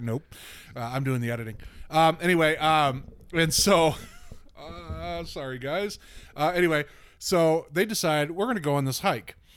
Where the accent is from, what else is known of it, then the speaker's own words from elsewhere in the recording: the South, United States; I'm from the South